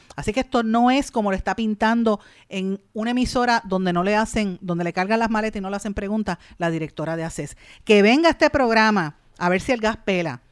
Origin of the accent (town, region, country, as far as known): Puerto Rico